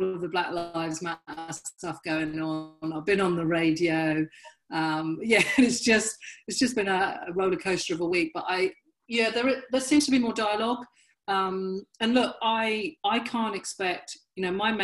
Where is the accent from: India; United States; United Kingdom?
United Kingdom; Dorchester, South West England; now in Brighton, United Kingdom; I grew up in Dorset. Dorchester and Dorset is completely white